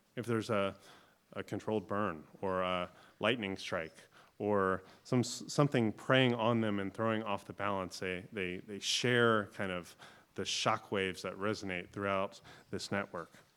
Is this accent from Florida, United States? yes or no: yes; Florida, United States; now in North Carolina, United States; I grew up in Florida, so we didn't have a lot of these big trees. When I first moved to North Carolina